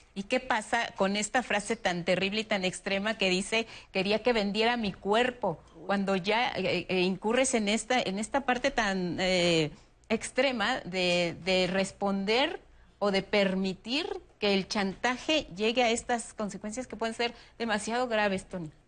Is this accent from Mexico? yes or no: yes; Mexico